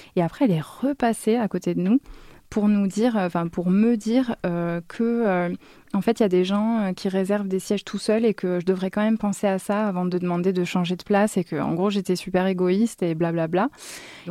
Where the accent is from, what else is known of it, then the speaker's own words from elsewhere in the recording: France; moved away as an adult; also born or lived in Egypt; now in Damascus, Syria; je suis française